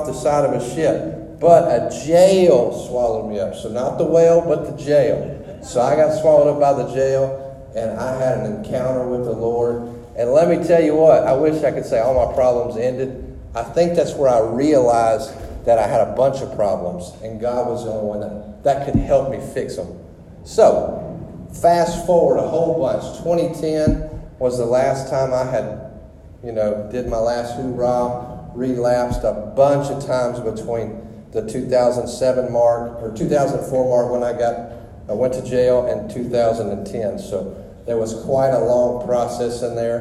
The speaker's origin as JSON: {"language": "English", "region": "Louisiana", "country": "United States", "moved": "as an adult", "said": "I'm from Louisiana"}